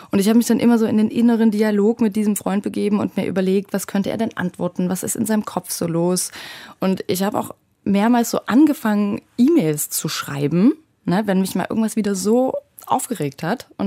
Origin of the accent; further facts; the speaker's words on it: Saxony, Germany; vor allem aber auch meine Heimat, also die Gegend rund um Dresden.